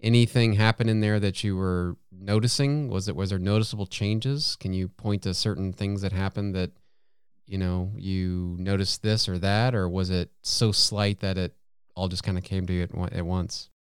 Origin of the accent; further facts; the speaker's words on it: United States; an American